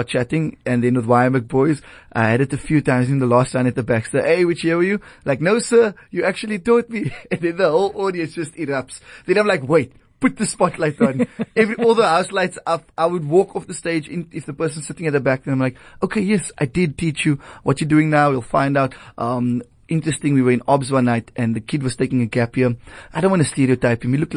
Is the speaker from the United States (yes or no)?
no; Cape Town, Western Cape, South Africa; also born or lived in Wynberg, Cape Town; staying and growing up in Retreat